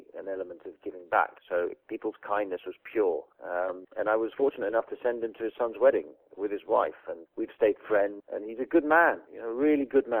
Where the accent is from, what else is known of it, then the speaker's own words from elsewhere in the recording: England, United Kingdom; I'm English.